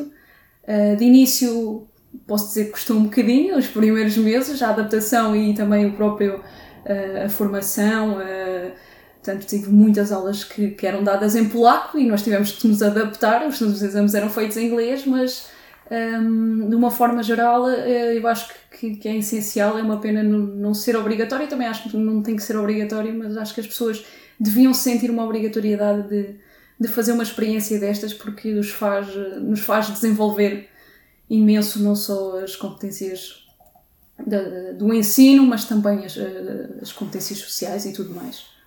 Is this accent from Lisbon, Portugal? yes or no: no; Torres Novas, Santarém District, Portugal; moved away as an adult; em Torres Novas, portanto, de onde sou natural.